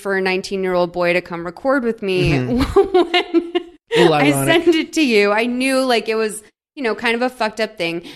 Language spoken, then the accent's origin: English; Massachusetts, United States; I'm from Massachusetts